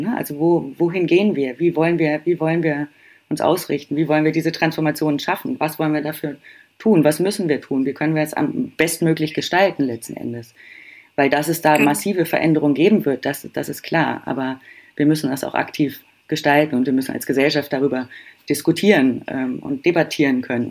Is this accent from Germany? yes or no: yes; Germany; Bei uns in Deutschland